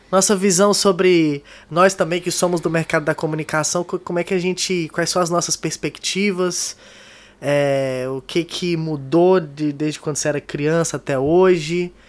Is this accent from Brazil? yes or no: yes; Gurupi, Tocantins, Brazil; now in Palmas, Brazil; muitas campanhas que marcaram a minha infância em Gurupi